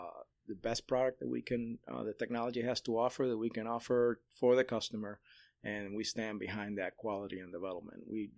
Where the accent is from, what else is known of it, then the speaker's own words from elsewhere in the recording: Chicago, Illinois, United States; now in Central Florida, United States; back in 1979 in Chicago, where I grew up, my hometown.